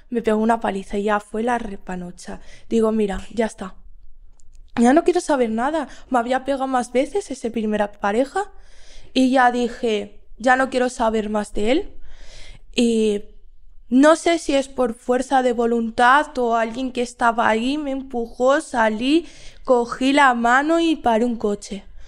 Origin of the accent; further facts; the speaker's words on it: Madrid, Community of Madrid, Spain; soy de Madrid